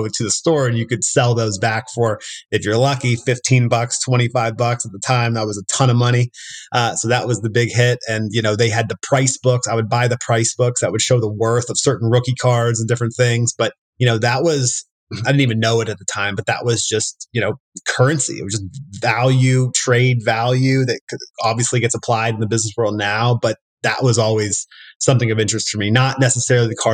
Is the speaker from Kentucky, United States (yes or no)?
yes; Louisville, Kentucky, United States; I am from Louisville, Kentucky, born and raised.